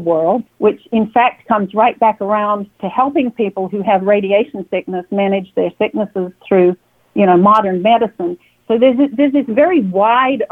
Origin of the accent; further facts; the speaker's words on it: Perth, Western Australia, Australia; moved away as an adult; now in United States; I am from Perth, Western Australia. I was born in Perth, Western Australia.